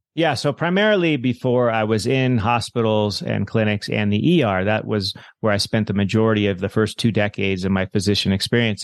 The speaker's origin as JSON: {"language": "English", "area": "Monterey Bay", "region": "California", "country": "United States", "tie": "born or raised there", "moved": "as an adult", "lives_now": "Hawaii, United States", "said": "as a kid, I grew up in the Monterey Bay in California"}